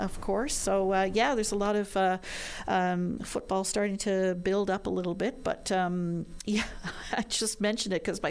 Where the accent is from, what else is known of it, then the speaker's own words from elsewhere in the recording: Montreal, Quebec, Canada; now in St. John's, Canada; I grew up in Montreal